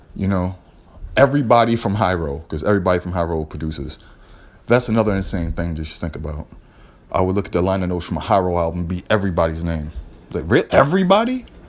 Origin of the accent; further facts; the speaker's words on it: Boston, Massachusetts, United States; also born or lived in New York; Growing up in Boston